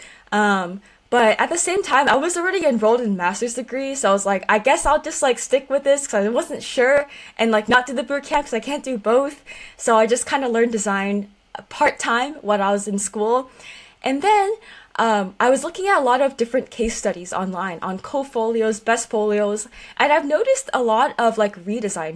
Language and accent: English; Silicon Valley, California, United States; being born and raised in Silicon Valley